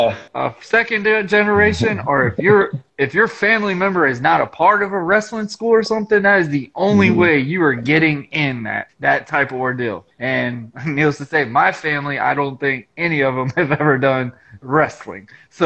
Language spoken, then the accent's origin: English; Jacksonville, Florida, United States; also born or lived in New Groton, Connecticut / Miami; I was born in New Groton, Connecticut, pretty much raised in Jacksonville and the Miami area due to my dad being in the Navy.